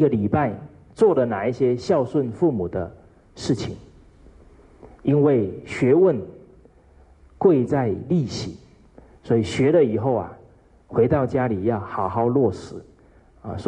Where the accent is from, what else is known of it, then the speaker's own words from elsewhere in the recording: China; 所以我们中国人讲五福，啊，其中有一福叫善终